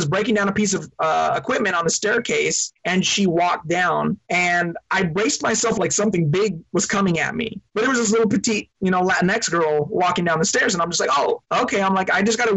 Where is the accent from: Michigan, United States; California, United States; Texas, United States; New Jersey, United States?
California, United States; Long Beach; I was born in Long Beach, California.